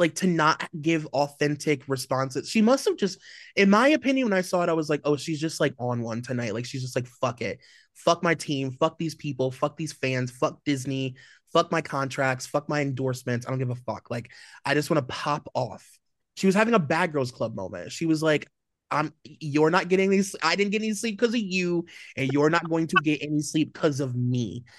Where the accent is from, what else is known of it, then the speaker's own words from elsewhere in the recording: Nigeria; we're both Nigerian, like, we have so much in common, our families literally know each other